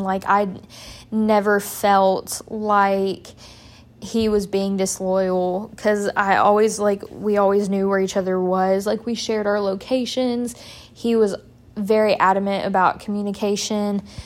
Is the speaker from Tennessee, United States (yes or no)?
yes; Murfreesboro, Tennessee, United States; moved away as an adult; also born or lived in Wisconsin; I did a summer internship specifically in Murfreesboro, one, because it was my hometown